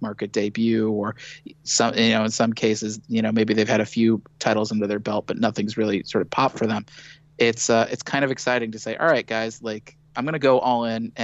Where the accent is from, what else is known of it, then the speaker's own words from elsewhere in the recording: St. Louis, Missouri, United States; I grew up in Missouri where, being a creative, that being your full-time job, that just never happened